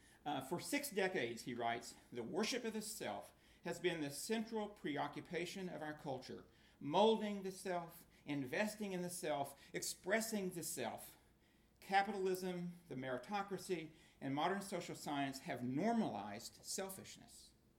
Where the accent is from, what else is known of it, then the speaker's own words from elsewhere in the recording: Oklahoma, United States; I grew up in Oklahoma